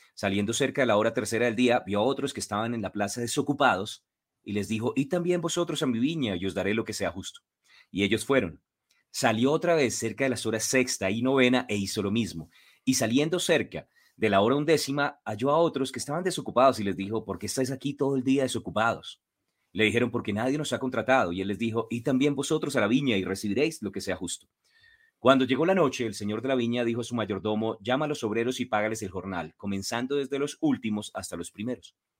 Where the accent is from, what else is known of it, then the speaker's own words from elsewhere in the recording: Colombia; como buenos colombianos